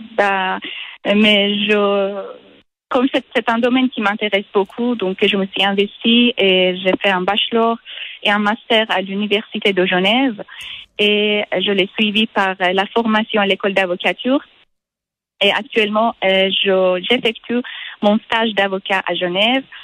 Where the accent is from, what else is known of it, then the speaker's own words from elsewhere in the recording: Iran; French is a second language; moved away as an adult; also born or lived in Switzerland / France; je suis partie de l'Iran il y a environ dix ans. je suis venue en Suisse pour faire un master en littérature anglaise.